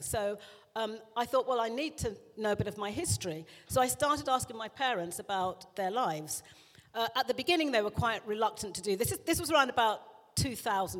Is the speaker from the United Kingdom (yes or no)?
yes; South East England, United Kingdom; also born or lived in London; I was born in London, but went out to the home counties in, by the age of three